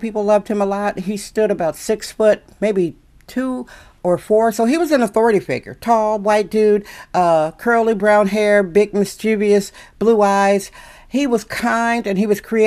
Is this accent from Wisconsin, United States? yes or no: yes; Wisconsin, United States; moved away as an adult; now in San Francisco, United States; I was fairly fresh from Wisconsin.